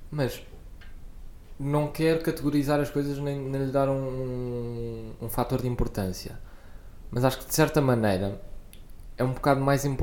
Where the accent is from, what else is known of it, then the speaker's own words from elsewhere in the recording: Coimbra, Centro, Portugal; era para Coimbra, um, onde, eu, onde eu nasci, ainda vivi durante algum tempo e onde eu ia regularmente.